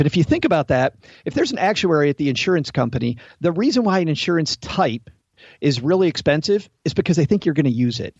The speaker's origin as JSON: {"language": "English", "region": "Southwest Michigan", "country": "United States", "accent": "middle Midwestern", "said": "Southwest Michigan, close to the Indiana border"}